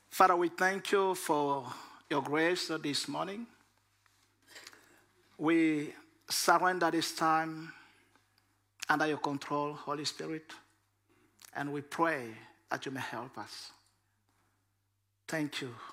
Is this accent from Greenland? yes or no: no; DR Congo; Danish is a second language; now in Denmark; Jeg kommer fra Kongo. Vi taler ikke dansk i Kongo. Vi taler fransk. Så derfor nogle gange mit dansk er en blanding af fransk og dansk.